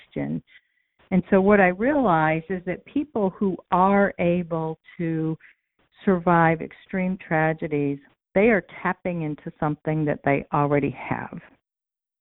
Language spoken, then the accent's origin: English; Raleigh, North Carolina, United States; now in Central New York, United States; I hail originally from Raleigh, North Carolina